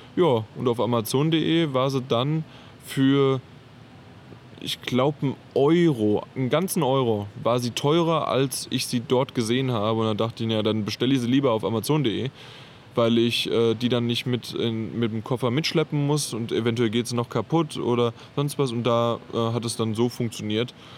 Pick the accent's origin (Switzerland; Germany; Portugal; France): Germany; bei uns in Deutschland